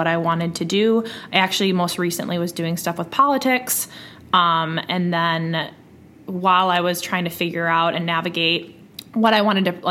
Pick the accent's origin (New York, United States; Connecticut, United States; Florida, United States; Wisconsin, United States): Wisconsin, United States; Waukesha; also born or lived in Milwaukee; I grew up in Waukesha, which is a suburb of Milwaukee, and I now live in Milwaukee